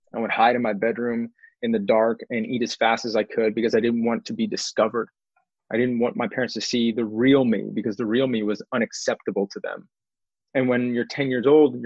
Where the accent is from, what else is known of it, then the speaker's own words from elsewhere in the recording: Houston, Texas, United States; now in Austin, United States; I'm a seventh generation Texan. I was born in Houston. It's actually seventh generation Houstonian